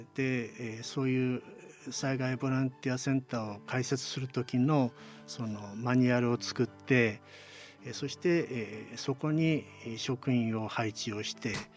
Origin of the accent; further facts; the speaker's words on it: Mizusawa, Iwate, Japan; 私のあの母校である水沢高校